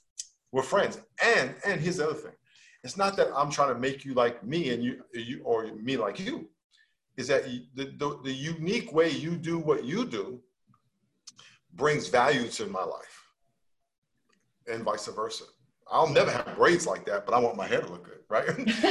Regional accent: New York, United States; I live on the West Coast, even though I'm from New York.

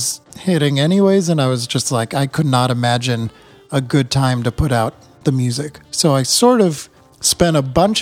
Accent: New England, United States; now in Vermont, United States; we're both from New England

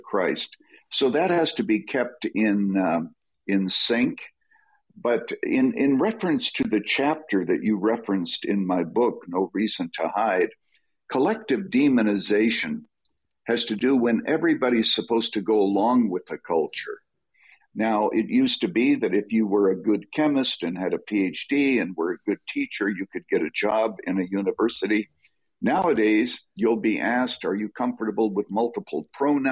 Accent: Canada; moved away as an adult; now in United States; I was born and raised in Canada. I am a naturalized American citizen

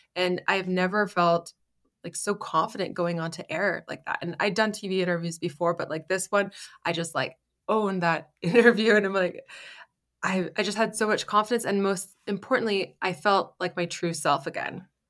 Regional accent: Canada; moved away as an adult; now in Germany; I grew up in Canada

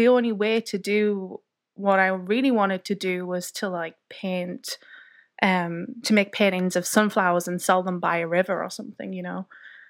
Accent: County Durham, North East England, United Kingdom; Yeah. Well, I'm from County Durham, which is in the northeast of England. And I basically lived in the middle of nowhere for most of my life, surrounded by fields and hills and trees.

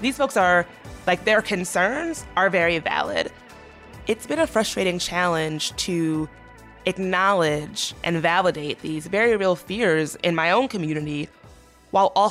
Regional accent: the American South, United States; my people are Black, we're from the South

